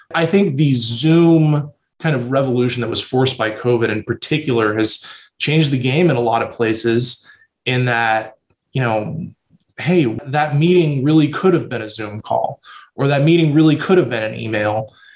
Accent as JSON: {"language": "English", "town": "San Antonio", "region": "Texas", "country": "United States", "tie": "born or raised there", "also_born_or_lived": "Austin, Texas / New York City", "said": "I grew up in San Antonio, born and raised"}